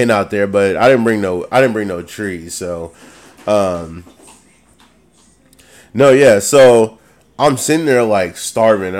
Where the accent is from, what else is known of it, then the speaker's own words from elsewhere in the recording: the Bay Area, California, United States; I'm from the Bay, so the Bay Area is really fucking diverse